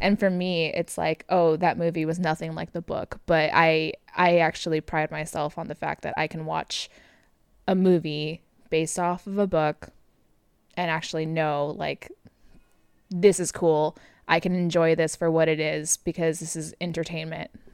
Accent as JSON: {"language": "English", "region": "Southern California", "country": "United States", "tie": "born or raised there", "moved": "as an adult", "lives_now": "Oklahoma, United States", "said": "born and raised in Southern California"}